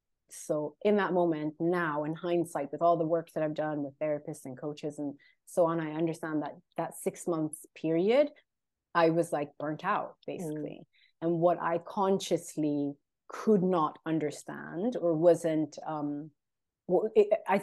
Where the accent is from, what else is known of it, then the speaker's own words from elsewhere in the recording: Sweden; English is a second language; also born or lived in London, United Kingdom; I'm based in Sweden. I'm of Eritrean origin, born and raised in Sweden, lived in London also for a long time